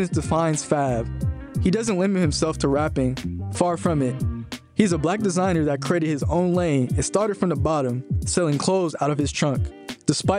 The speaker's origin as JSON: {"language": "English", "area": "Bay Area", "region": "California", "country": "United States", "tie": "born or raised there", "said": "born and raised in the Bay Area"}